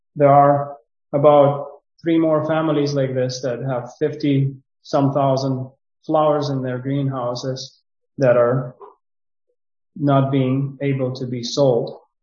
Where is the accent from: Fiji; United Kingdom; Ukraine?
Ukraine; moved away as an adult; also born or lived in Romania; now in Suceava, Romania; Originally, I came from Ukraine, but um, I did not come to, uh, I did not leave Ukraine right now when the war started, but I left Ukraine six years ago